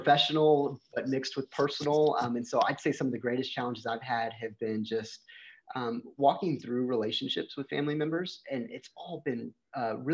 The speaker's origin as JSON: {"language": "English", "town": "Shiner", "region": "Texas", "country": "United States", "tie": "born or raised there", "said": "I grew up in this little tiny town in Texas called Shiner, Texas."}